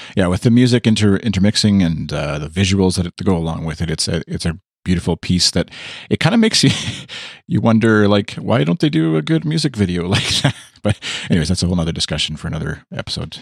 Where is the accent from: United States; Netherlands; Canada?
Canada; accent: Canadian; my Canadian accent